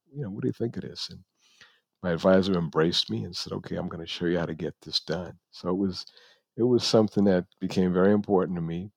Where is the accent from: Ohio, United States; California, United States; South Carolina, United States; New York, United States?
New York, United States; New York City; moved away; also born or lived in Buffalo, New York; I am from the Bronx, New York.